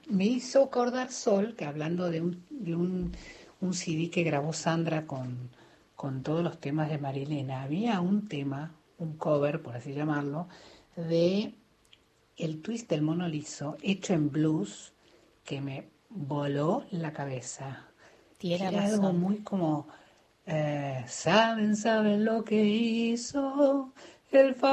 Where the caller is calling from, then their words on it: Garín, Buenos Aires Province, Argentina; de Garín.